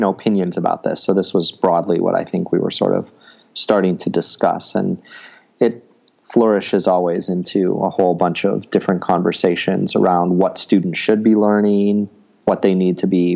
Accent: United States; growing up in the United States

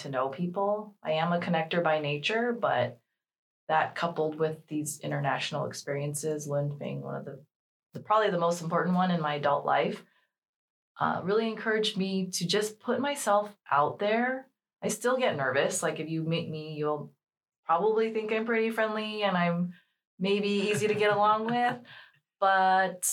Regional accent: Los Angeles, California, United States; I'm from Los Angeles. We drive our cars everywhere

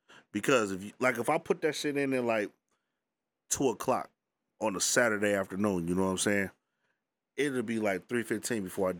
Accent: Detroit, Michigan, United States; In Detroit, my hometown, my hood, Brightmoor.

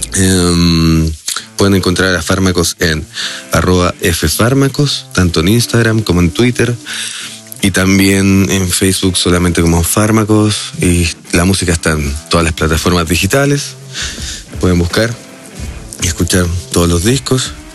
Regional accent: Chile; soy de Chile

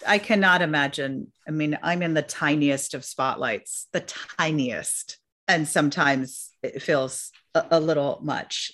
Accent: New York City, New York, United States; I grew up in New York City

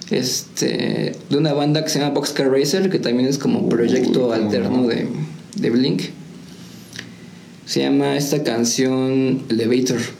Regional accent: Nepantla, State of Mexico, Mexico; born there; now in San Juan del Río, Mexico; bueno, se puede decir que ya soy de aquí de San Juan, pero ya llevo muchos años viviendo aquí en San Juan, como unos 22, 23. Este, entonces pues yo soy de aquí, pero nací en Nepantla, Estado de México.

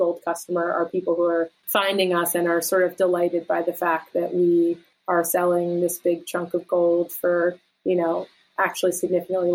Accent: outside of Philadelphia, Pennsylvania, United States; moved away as an adult; also born or lived in New York City; now in Pittsburgh, United States; I grew up outside of Philadelphia and lived in Philly and New York City

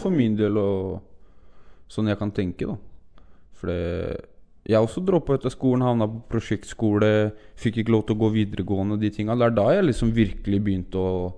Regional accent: Oslo, Norway; Gusje, der jeg er fra

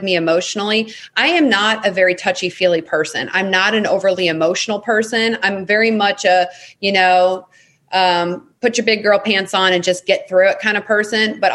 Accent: St. Louis, Missouri, United States; my hometown in St. Louis.

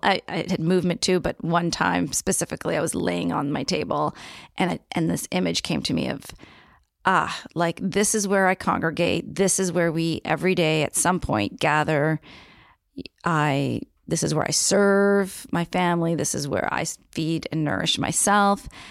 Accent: Niagara region, Ontario, Canada; moved away as an adult; now in Victoria, Canada; I was born and raised on Haudenosaunee territory in the Niagara region

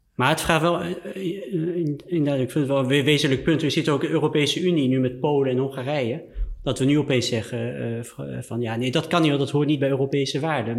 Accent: France; moved away; ik ben in Frankrijk opgegroeid

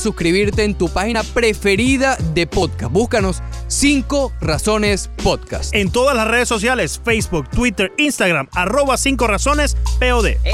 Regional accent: Venezuela; now in Miami, United States; como buen venezolano

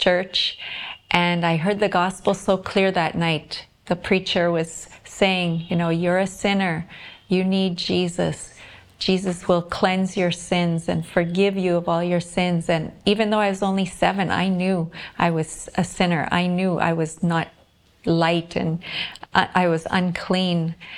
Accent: Whitemouth, Manitoba, Canada; moved away as an adult; now in Visakhapatnam, India; I'm from White Mouse, Manitoba, Canada, a small town there, and I'm living now in Visakhapatnam, India.

